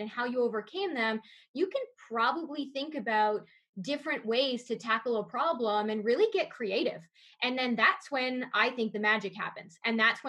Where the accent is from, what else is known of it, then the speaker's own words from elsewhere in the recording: Niagara Falls, Ontario, Canada; I grew up in Niagara Falls, and so that was in the heart of tourism's area